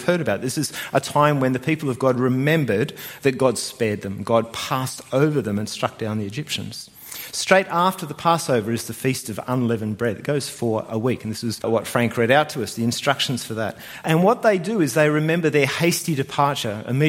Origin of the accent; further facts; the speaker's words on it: New Zealand; now in Australia; I was born in New Zealand